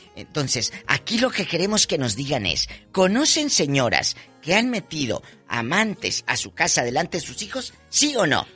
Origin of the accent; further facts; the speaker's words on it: Matamoros, Tamaulipas, Mexico; moved away; Hace muchos años que empecé en este negocio de la radio, en mi tierra, Matamoros, Tamaulipas